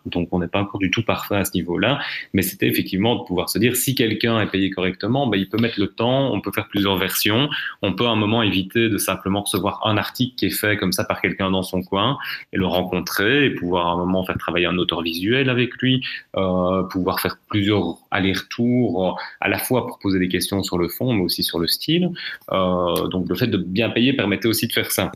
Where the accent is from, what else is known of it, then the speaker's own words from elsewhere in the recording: Belgium; chez nous, en Belgique